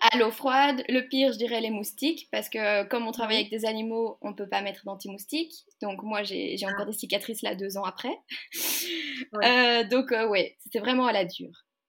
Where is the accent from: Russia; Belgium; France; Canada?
Belgium; Waterloo, Wallonia; je viens de Belgique, donc euh, du côté de Bruxelles, enfin pour ceux qui connaissent Waterloo